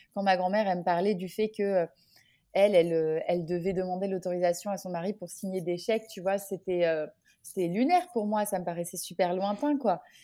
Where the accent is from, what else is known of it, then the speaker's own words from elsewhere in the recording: Orléans, Centre-Val de Loire, France; moved away as an adult; now in Guadeloupe, France; je suis originaire d'Orléans et depuis toute petite